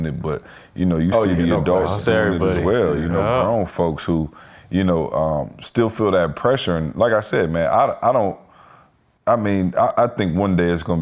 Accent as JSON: {"language": "English", "town": "Lansing", "region": "Michigan", "country": "United States", "said": "I'm from Lansing"}